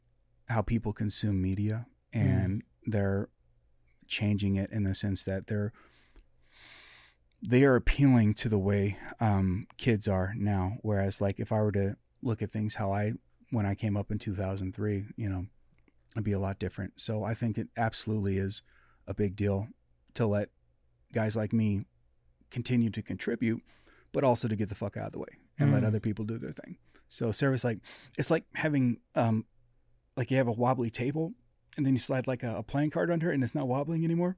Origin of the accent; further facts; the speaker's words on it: Midwest, United States; I feel uncomfortable saying that because I'm from the Midwest.